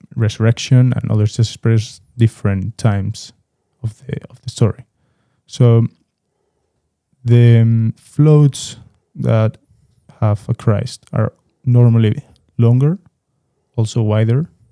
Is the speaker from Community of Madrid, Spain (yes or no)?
yes; Madrid, Community of Madrid, Spain; I'm from Madrid, but I also have the opportunity to have my father in Seville and visit Seville a lot